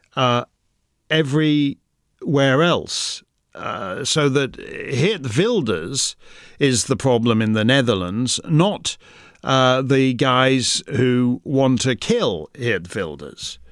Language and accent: English; Canada; the Canadian, uh, human rights apparatus in my own country